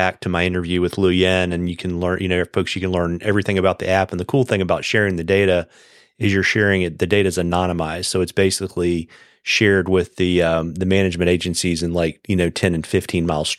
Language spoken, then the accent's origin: English; Virginia, United States; where I grew up in Virginia